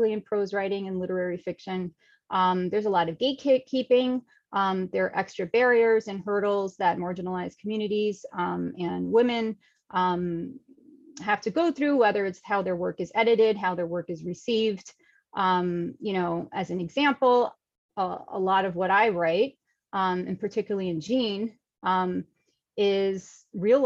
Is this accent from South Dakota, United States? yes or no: no; New York City, New York, United States; I'm a New York City girl, born and raised in Manhattan